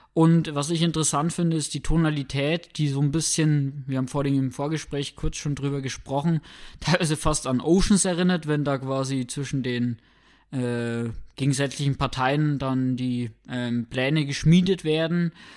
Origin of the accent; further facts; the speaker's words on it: Germany; bei uns in Deutschland